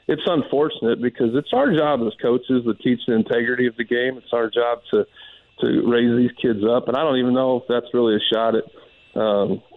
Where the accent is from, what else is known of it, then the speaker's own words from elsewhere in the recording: Denver, Colorado, United States; moved away; growing up in Denver, being a Denver Broncos fan